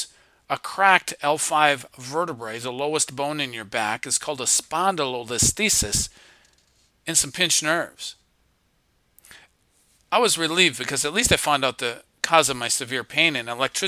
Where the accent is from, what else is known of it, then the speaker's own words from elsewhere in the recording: Minnesota, United States; I grew up in Minnesota on a lake, played sports, fished a lot, just had a lot of fun, no worries